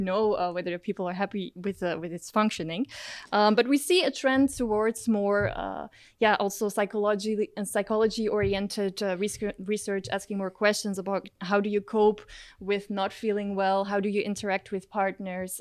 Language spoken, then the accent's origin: English; Belgium; now in Maastricht, Netherlands; I grew up in Belgium